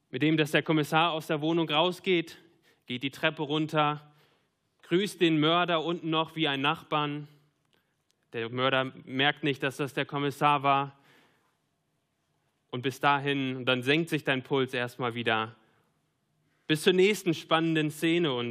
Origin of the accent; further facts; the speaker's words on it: North Rhine-Westphalia, Germany; Ja, ich komme aus dem Münsterland. Ich mag den Münsterland-Tatort.